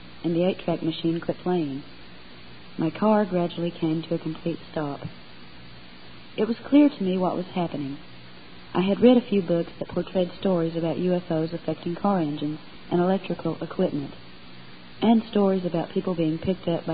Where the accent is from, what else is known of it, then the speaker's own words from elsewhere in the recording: North Georgia, United States; also born or lived in Knoxville, Tennessee; now in East Tennessee, United States; I was born in Knoxville, Tennessee, and raised with my two brothers and two sisters in North Georgia.